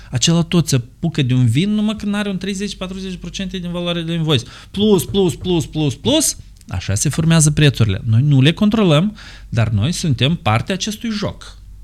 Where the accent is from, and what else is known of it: Moldova